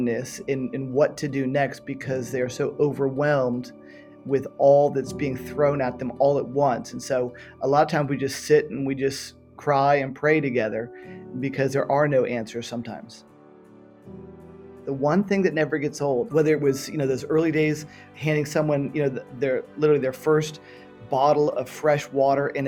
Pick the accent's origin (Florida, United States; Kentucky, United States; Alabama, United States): Florida, United States; Miami; moved away as an adult; also born or lived in San Francisco / Western Europe; Born and raised in Miami, Florida